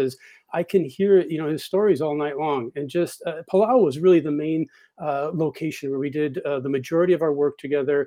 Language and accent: English; Wisconsin, United States; I grew up in Wisconsin in a small river, fishing and nonstop outdoors